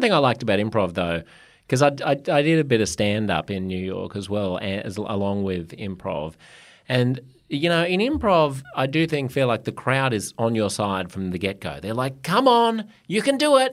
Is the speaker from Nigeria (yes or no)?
no; Australia; moved away as an adult; also born or lived in United States; being an Australian